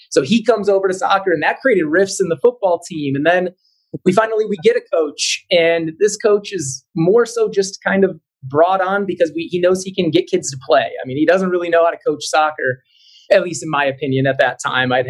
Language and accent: English; Cleveland, Ohio, United States; I'm originally from the Cleveland area, and I'm the kind of sports was life type of kid growing up.